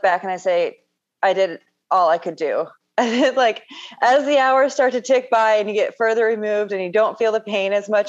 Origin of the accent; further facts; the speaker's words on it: Onalaska, Washington, United States; now in Silverton, United States; exit 68 on I-5. it's a little town called Onalaska.